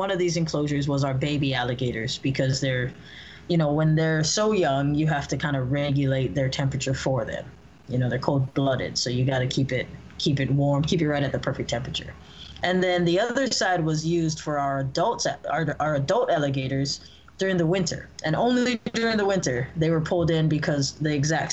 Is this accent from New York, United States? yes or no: no; Hawaii, United States; now in California, United States; I was born and raised in Hawaii.